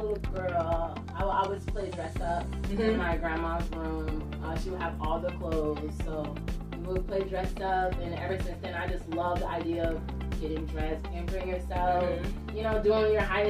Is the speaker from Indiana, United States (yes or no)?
yes; Elkhart, Indiana, United States; moved away as an adult; now in Indianapolis, United States; I moved to Indianapolis like 3 years ago. I'm from Elkhart, Indiana.